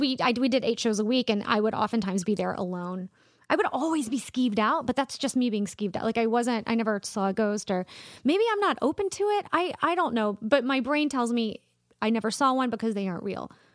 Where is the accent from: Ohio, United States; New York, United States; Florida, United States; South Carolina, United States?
South Carolina, United States; Columbia; born or raised there; also born or lived in Charleston, South Carolina